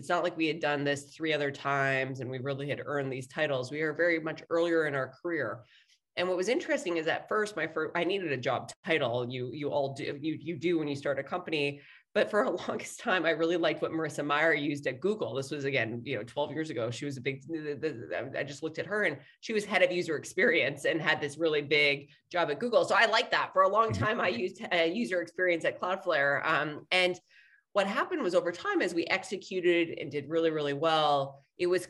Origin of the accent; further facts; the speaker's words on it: Saskatchewan, Canada; moved away as an adult; also born or lived in Montreal, Canada / Toronto, Canada / Boston, United States; now in San Francisco, United States; I am proudly Canadian. I grew up in Saskatchewan.